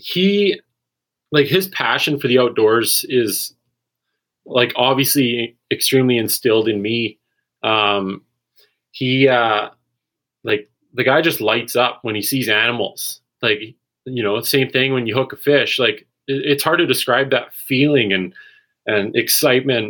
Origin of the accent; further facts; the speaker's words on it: Maple Ridge, British Columbia, Canada; Grew up in Maple Ridge and kind of lived all over the province over the past 10 years